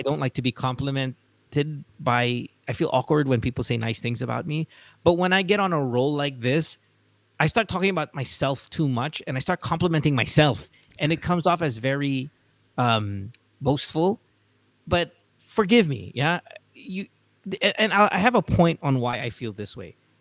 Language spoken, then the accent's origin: English; Central Luzon, Philippines; accent: Amboy; first language English; I grew up in Bulacan. I, I admit my Tagalog isn't the best. And that's because we spoke English at home.